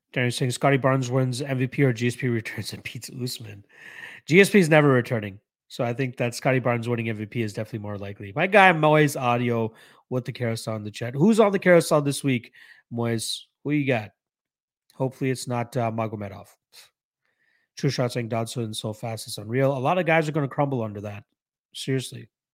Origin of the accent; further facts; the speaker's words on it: Canada; I am Canadian. I am one hundred percent Canadian. Um, well, born in Canada, Indian roots, but yes, I'm Canadian.